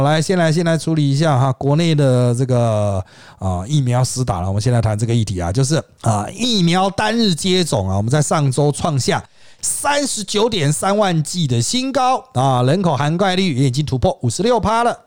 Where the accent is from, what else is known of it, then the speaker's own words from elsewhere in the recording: Taiwan; 国内哦，就台湾啊，不是老公那边哈，我们台湾这边